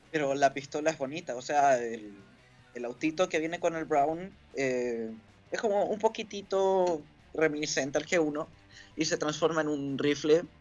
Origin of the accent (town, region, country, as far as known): Chile